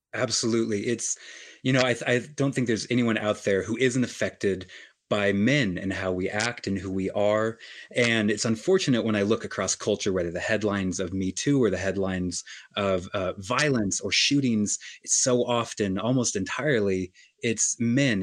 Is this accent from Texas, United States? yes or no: no; Colorado, United States; moved away as an adult; also born or lived in New York City / Los Angeles; now in New York City / Los Angeles, United States; I often go to my hometown in Colorado